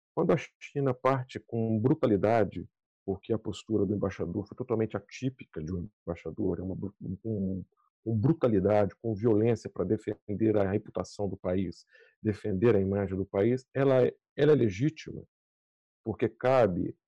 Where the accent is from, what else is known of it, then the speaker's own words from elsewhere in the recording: Brazil; now in United States; onde vivo e onde, de onde sou é o país que eu penso 24 horas por dia, todos os dias, que é o Brasil